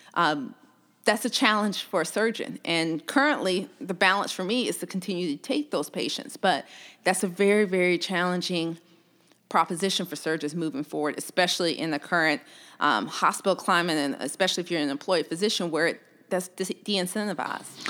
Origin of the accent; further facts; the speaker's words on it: Columbus, Georgia, United States; also born or lived in Louisiana; I'm originally from Columbus, Georgia